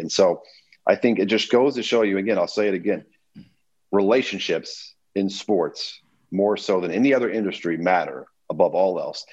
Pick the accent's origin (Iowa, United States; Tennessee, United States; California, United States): Tennessee, United States; Memphis; I grew up in Memphis